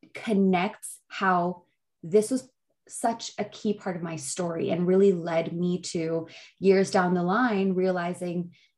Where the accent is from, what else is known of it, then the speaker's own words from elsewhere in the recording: Pakistan; when you're growing up as a Pakistani, and obviously in a lot of other cultures, but I can only speak on mine.